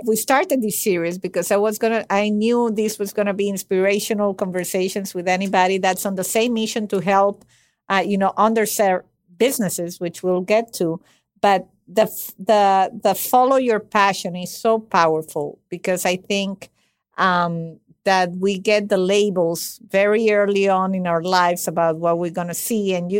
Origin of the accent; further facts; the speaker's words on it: Venezuela; English is a second language; I come from a country, and that's not an excuse, but I come from Venezuela, and that's already messy by definition. It's a messy country.